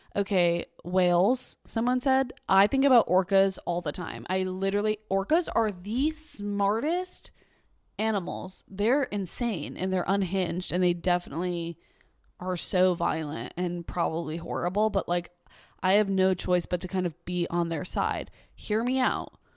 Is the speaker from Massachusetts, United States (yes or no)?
yes; Boston, Massachusetts, United States; born or raised there